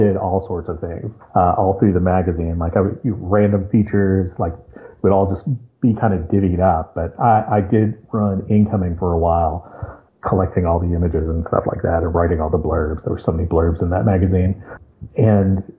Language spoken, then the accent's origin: English; Lexington, Kentucky, United States; moved away as an adult; also born or lived in Congers, New York; I grew up in Lexington, Kentucky